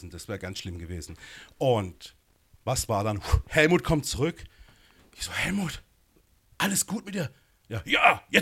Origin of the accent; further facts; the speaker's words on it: Gernsbach, Baden-Württemberg, Germany; also born or lived in Berlin / Munich; Also ich komme ja von hier aus der Gegend, bin in Baden-Baden geboren, gar genau, Gernsbach und gar genau aufgewachsen und war lange in Berlin, lange in München.